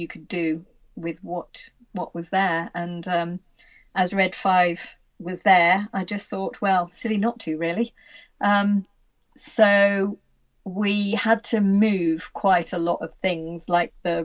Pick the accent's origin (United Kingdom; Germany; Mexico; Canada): United Kingdom; Worcestershire, West Midlands; I'm from Worcestershire too